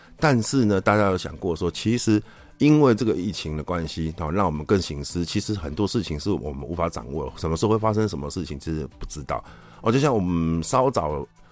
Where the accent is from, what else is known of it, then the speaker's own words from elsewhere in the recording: Taiwan; 我们台湾人